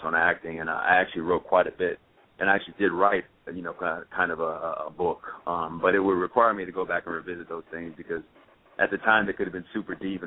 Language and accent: English; Champaign, Illinois, United States; moved away as an adult; also born or lived in Chicago, Illinois; I'm from Champaign, man. I was born and raised there. Then I lived up in Chicago there for a while